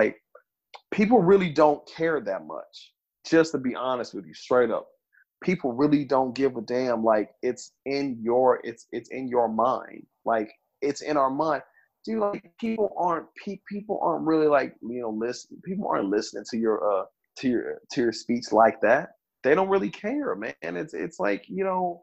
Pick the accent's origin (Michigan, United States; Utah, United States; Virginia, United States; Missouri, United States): Missouri, United States; Kansas City; also born or lived in California; I'm from Southside, Kansas, Missouri, man. Like, I'm from the ghetto